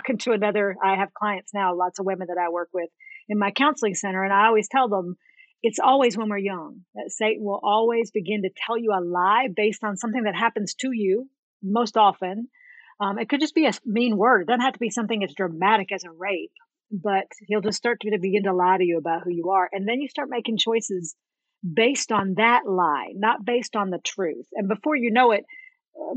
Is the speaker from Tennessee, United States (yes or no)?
yes; right outside of Nashville, Tennessee, United States; I was born and raised in right outside of Nashville, Tennessee